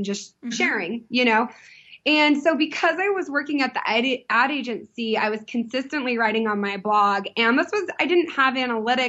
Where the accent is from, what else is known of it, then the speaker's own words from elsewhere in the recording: San Diego, California, United States; I grew up in Southern California